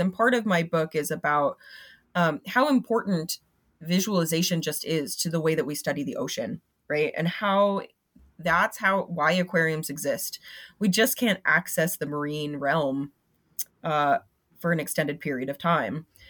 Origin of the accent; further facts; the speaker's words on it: Florida, United States; I'm from Florida